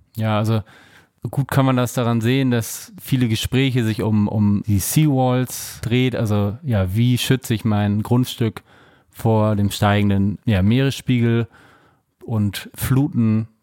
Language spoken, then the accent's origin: German; Germany; Bei uns in Deutschland